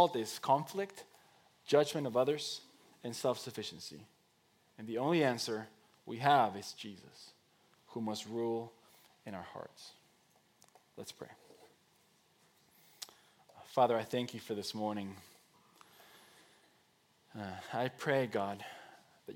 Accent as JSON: {"language": "English", "country": "Mexico", "tie": "born or raised there", "moved": "as an adult", "said": "I was born and raised in Mexico. 19 years of my life were spent there"}